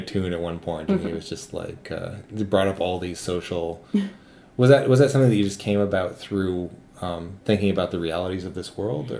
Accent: United States; I routinely just sleep in a bathtub everywhere I live because I'm from the States

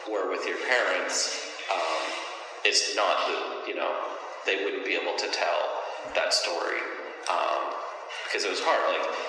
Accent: Canada; I'm Canadian.

